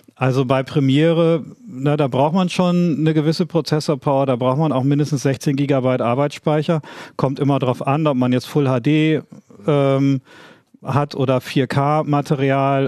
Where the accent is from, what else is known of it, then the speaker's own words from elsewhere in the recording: East Frisia, Lower Saxony, Germany; dass ich Ostfriese bin